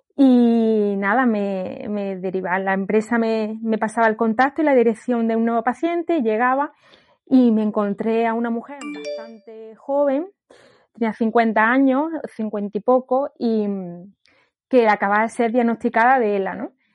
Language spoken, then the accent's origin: Spanish; Granada, Andalusia, Spain; moved away as an adult; also born or lived in northern Spain; mi familia vive en Granada